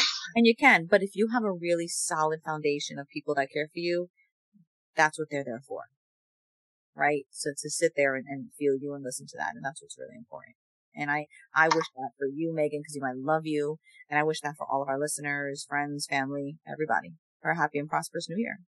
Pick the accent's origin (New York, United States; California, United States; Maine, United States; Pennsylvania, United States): New York, United States; growing up in New York